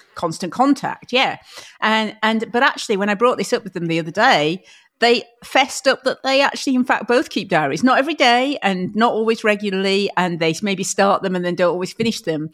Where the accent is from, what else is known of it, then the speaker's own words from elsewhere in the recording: Huddersfield, Yorkshire and the Humber, United Kingdom; I grew up in Huddersfield